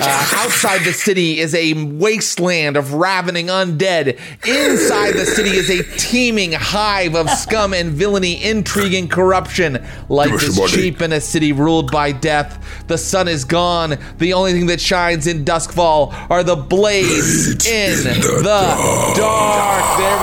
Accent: West Virginia, United States; I'm from West Virginia, and that's the way I was taught.

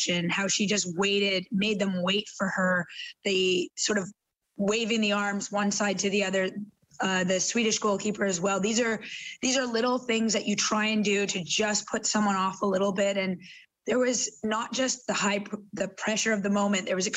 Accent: Canada; moved away as an adult; now in England, United Kingdom; I live in England now, I work in England. I'm Canadian through and through, but I work abroad.

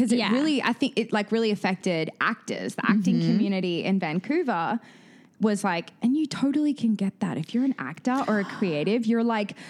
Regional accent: Australia; I am not from the UK. I'm from Australia.

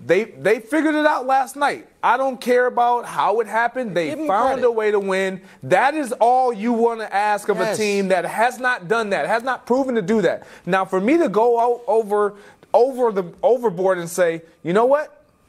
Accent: Michigan, United States; I'm from Michigan

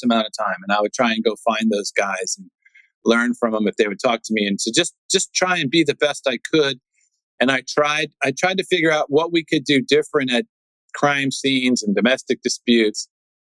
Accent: Washington, District of Columbia, United States; I'm born and raised in Washington, D.C.

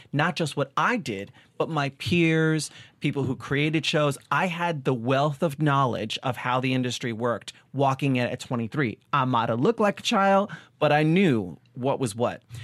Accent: Long Island, New York, United States; I was a kid from Long Island

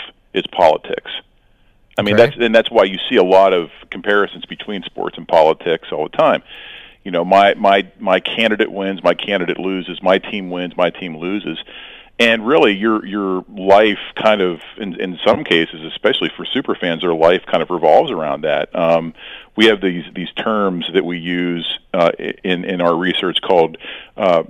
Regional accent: Youngstown, Ohio, United States; I'm from Youngstown, Ohio

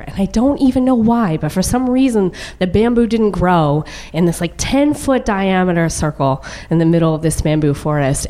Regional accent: suburb of Dallas, Texas, United States; I grew up on the poor side of a very large suburb of Dallas

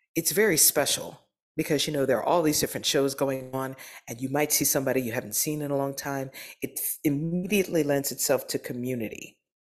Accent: Baltimore, Maryland, United States; also born or lived in Philadelphia, Pennsylvania / New Jersey / Darby, Pennsylvania; I was born in Philadelphia. I was raised primarily in Maryland.

